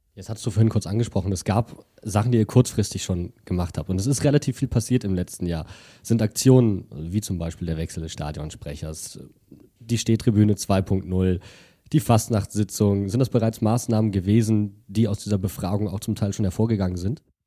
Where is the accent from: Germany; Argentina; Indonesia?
Germany; Wuppertal, North Rhine-Westphalia; als gebürtiger Wuppertaler